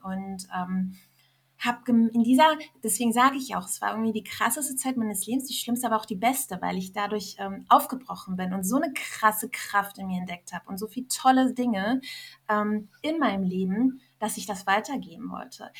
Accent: Germany; also born or lived in Iran / Berlin; ich bin als äh, kleines Kind nach Deutschland gekommen mit meinen Eltern und ähm, ja, bin hier aufgewachsen, habe in Deutschland meine Heimat gefunden

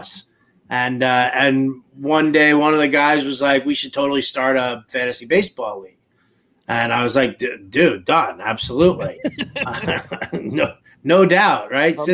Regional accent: Long Island, New York City, United States; I grew up in New York City, high school out on Long Island, junior high school out on Long Island.

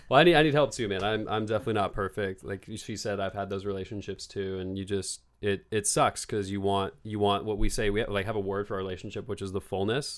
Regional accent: Bend, Oregon, United States; moved away as an adult; now in Los Angeles, United States; I am from Bend, Oregon, and I'm twenty-eight years old, and I just moved to Los Angeles about three months ago

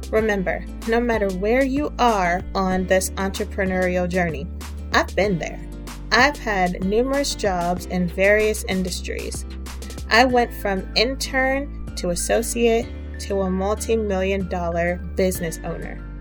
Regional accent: Austin, Texas, United States; moved away as an adult; This journey was not easy, when I left my hometown of Austin, Texas, to attend Morris Brown College in Atlanta, I ended up completing my bachelor's at Georgia State University.

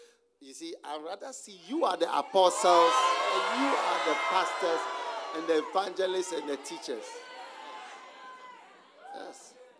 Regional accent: Ghana; Oh, wow. You're African, right? Man, you're African. That's all. Where are you from? Ghana, Guyana. I said, no, Ghana, Guyana, Guyana, Guyana, Guyana.

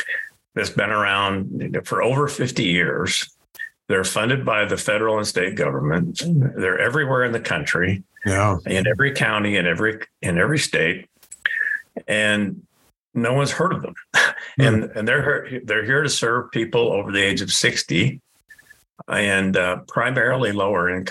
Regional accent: Indiana, United States; now in Colorado, United States; I grew up in Indiana

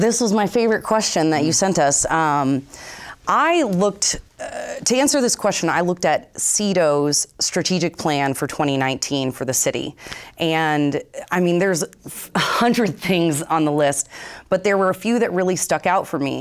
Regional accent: Vermont, United States; born and raised in Vermont

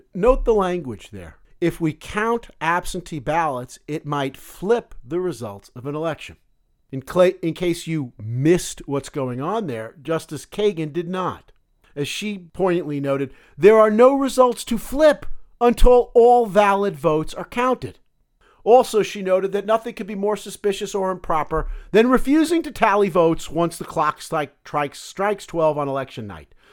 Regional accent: United States

